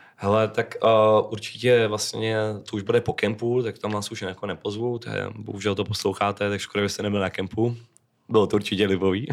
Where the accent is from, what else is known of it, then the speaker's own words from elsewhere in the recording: Czechia; u nás v Čechách jako nikoho vyloženě nemám